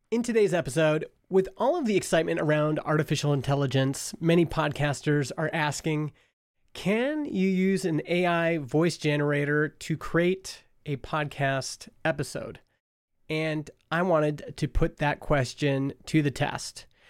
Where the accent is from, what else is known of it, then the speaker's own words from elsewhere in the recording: Stony Plain, Alberta, Canada; the rollerblade scene in Stony Plain, Alberta, my hometown.